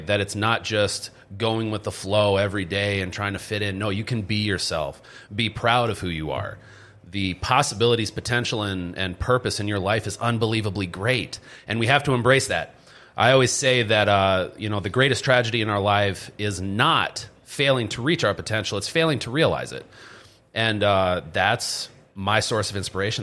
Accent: Stroudsburg, Pennsylvania, United States; moved away as an adult; also born or lived in Minnesota; I ended up moving to Pennsylvania, and then that's where I grew up

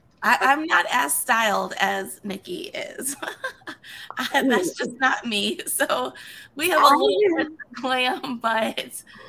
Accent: Indiana, United States; I'm from Indiana over here.

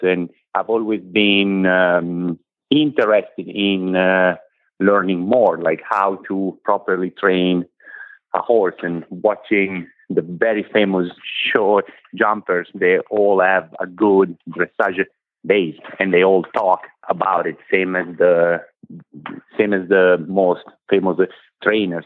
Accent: Italy; moved away as an adult; now in United States; I come from Italy. I am 41. I moved in this country 10 years ago

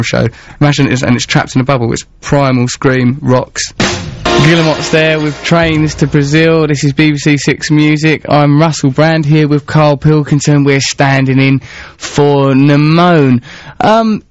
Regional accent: England, United Kingdom; I'm English

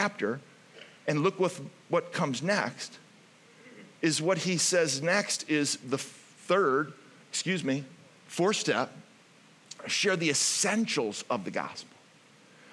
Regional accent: Ohio, United States; moved away; I'm from Ohio

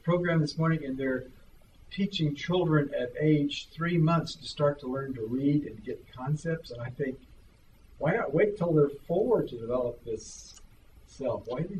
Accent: Ireland; moved away; I'm from Ireland, I'd never seen a skunk.

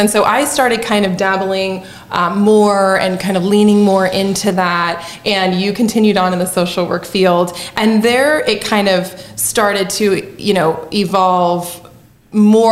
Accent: San Luis Obispo, California, United States; moved away as an adult; now in Southern Illinois, United States; I'm from San Luis Obispo, and I moved here 12 years ago

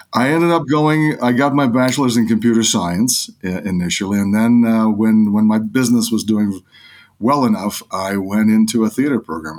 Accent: New York, United States; also born or lived in Odessa, Ukraine; I grew up in New York in, uh, nineteen eighties.

